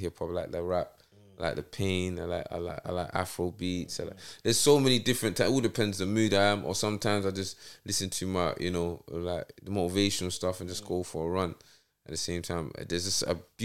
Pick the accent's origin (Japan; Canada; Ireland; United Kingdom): United Kingdom; London; I'm from New Cross